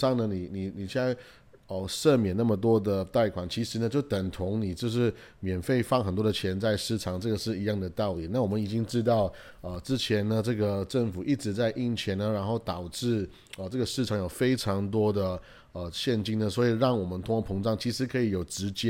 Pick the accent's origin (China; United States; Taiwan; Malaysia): United States; 又或者是说我们美国人呢，他没有一个创业的精神